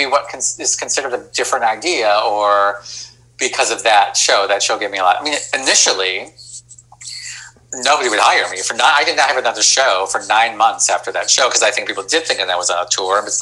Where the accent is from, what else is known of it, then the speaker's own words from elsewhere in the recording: Rochester, New York, United States; moved away as an adult; I grew up in Rochester